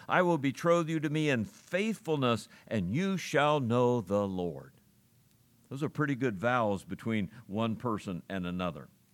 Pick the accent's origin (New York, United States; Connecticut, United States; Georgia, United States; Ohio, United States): Ohio, United States; I grew up in Ohio